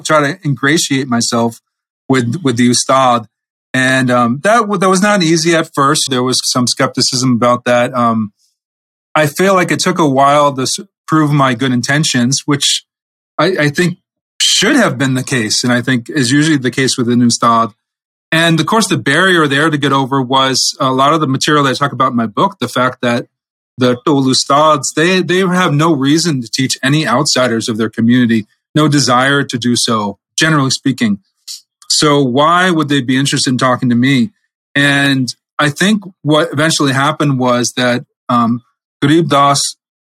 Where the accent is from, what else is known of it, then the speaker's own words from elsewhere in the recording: New England, United States; I'm from New England, part of America